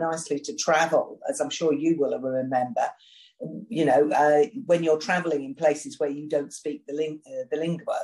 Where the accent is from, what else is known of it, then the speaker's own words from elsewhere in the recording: United Kingdom; I'm a Brit